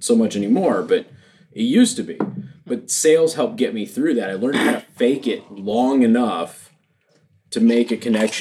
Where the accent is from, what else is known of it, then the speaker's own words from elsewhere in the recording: Las Vegas, Nevada, United States; moved away as an adult; I'm from Las Vegas. So I was back in Las Vegas